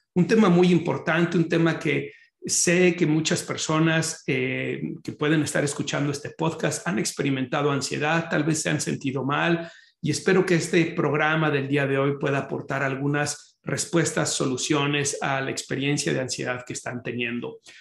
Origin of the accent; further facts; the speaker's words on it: Guadalajara, Jalisco, Mexico; moved away as an adult; now in Chicago, United States; yo soy oriundo de Guadalajara, Jalisco, en México